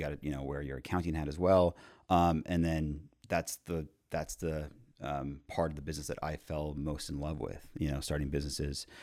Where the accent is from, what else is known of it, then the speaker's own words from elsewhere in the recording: Montreal, Quebec, Canada; moved away; also born or lived in Houston / Mexico; born and raised in Montreal, we have a coffee chain called Tim Hortons